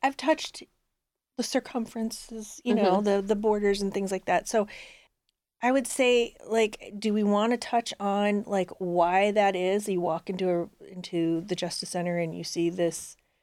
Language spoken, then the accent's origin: English; Southern California, United States; now in Cleveland, United States; where I grew up in Southern California